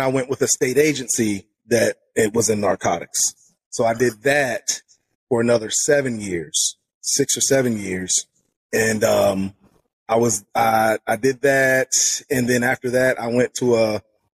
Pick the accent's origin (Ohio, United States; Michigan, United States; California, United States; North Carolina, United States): North Carolina, United States; Charlotte; also born or lived in Harrisburg, Pennsylvania; I moved to Charlotte when I was nine